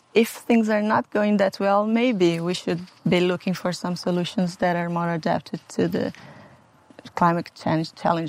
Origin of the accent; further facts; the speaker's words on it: Brazil; English is a second language; moved away as an adult; also born or lived in Portugal / Spain; now in Italy; Well, Felipe and I, since we moved from Brazil, we lived in Portugal and then in Spain, and now we are here.